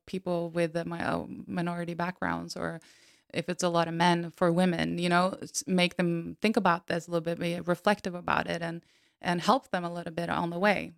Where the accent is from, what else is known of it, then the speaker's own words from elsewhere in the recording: Norway; I'm from Norway and, and white